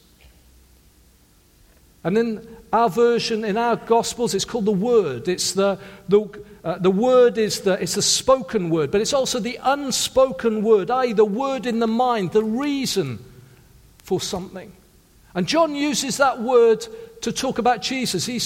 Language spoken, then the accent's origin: English; South Wales, United Kingdom; I come from a working class family in South Wales.